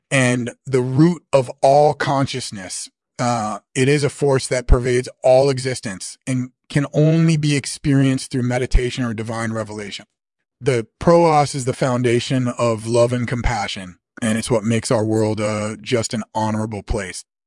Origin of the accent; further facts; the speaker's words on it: Australia; moved away as an adult; now in England, United Kingdom; was born in Australia in nineteen fifty-one, and I lived there until I was eighteen, and then I moved to England, where I've been living ever since